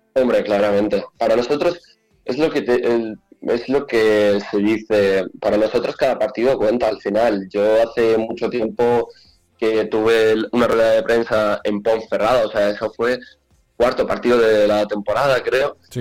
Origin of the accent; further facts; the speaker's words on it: Spain; also born or lived in Ukraine; Nací allí y a los nueve años me vine aquí a España con mi madre